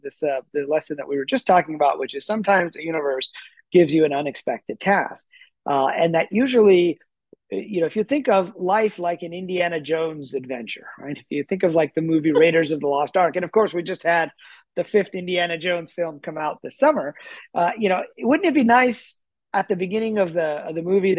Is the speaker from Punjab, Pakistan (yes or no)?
yes; Punjab, Pakistan; born there; I was born in Pakistan near Lahore, which where Yogananda spent some time when he was a little baby